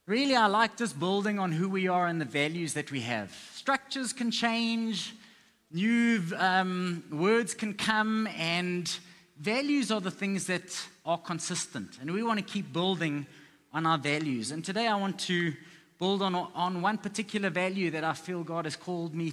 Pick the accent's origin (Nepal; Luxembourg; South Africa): South Africa